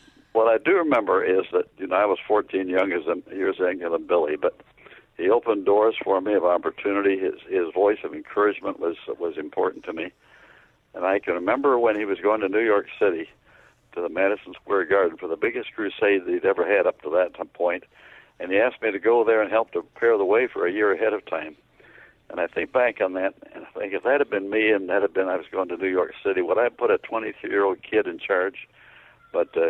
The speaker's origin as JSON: {"language": "English", "country": "Canada", "tie": "born or raised there", "said": "Where I grew up in Canada"}